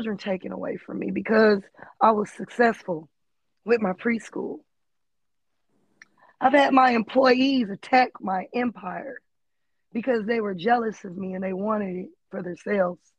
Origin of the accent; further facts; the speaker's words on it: Los Angeles, California, United States; I'm from West LA. I grew up in the trenches